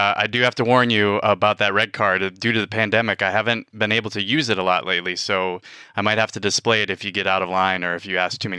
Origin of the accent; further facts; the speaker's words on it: Wausau, Wisconsin, United States; Wisconsinite, born and raised in northern Wisconsin and in Wausau, most known for its insurance companies. But I grew up in the Midwest